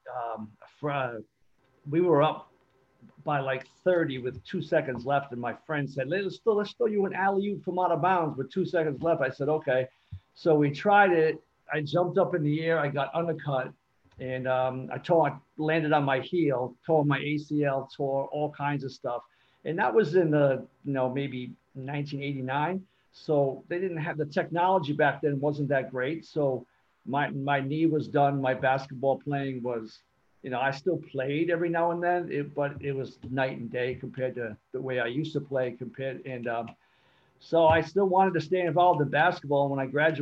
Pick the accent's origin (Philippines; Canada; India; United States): United States; Newport, Rhode Island; also born or lived in Cape Cod, Massachusetts / Middletown, Rhode Island; I grew up in Newport until about fourth or fifth grade. Moved to Cape Cod